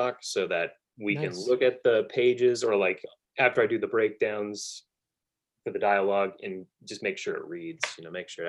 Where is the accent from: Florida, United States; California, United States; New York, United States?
California, United States; moved away as an adult; now in Fort Smith, United States; I lived in California my whole life.